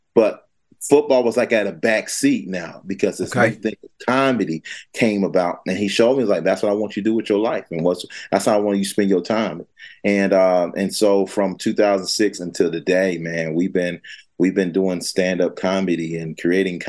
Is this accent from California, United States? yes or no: no; Fayetteville, North Carolina, United States; I'm from Fayetteville, North Carolina, man, born and raised.